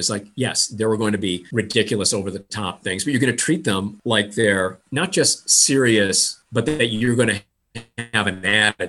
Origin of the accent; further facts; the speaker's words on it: Midwest, United States; I'm from the middle of the country, the middle class. I mean, literally in the middle, my hometown literally sits on the 45th parallel.